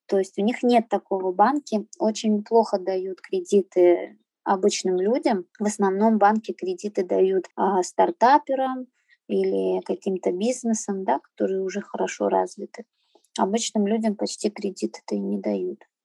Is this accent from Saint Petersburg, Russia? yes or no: yes; Saint Petersburg, Russia; also born or lived in Azerbaijan; Я родилась э, в Азербайджане, а в три года родители привезли меня в Санкт-Петербург. А, всю сознательную свою жизнь я живу в Питере. Я здесь и в садик ходила, и в школу ходила, и в университет.